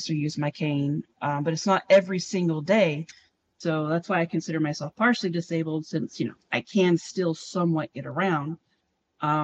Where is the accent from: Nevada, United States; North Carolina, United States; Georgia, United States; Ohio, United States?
Georgia, United States; South; moved away as an adult; now in California, United States; The region that I grew up in South Georgia